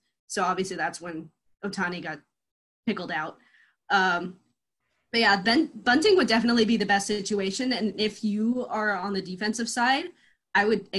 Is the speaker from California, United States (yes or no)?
yes; Los Angeles, California, United States; being born and raised in Los Angeles